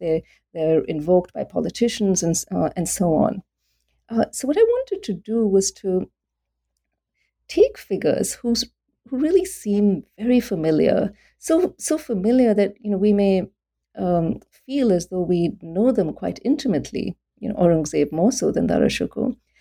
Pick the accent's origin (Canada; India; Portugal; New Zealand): India; also born or lived in Delhi; I became interested in Islam in South Asia when I was growing up in India